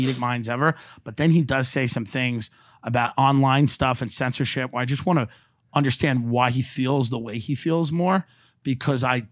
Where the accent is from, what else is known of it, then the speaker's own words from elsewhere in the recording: Long Island, New York, United States; moved away; I'm from Long Island